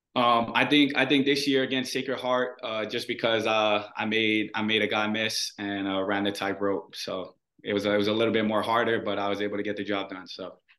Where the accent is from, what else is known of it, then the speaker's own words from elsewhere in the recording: Hawaii, United States; moved away as an adult; the people who are born and raised in Hawaii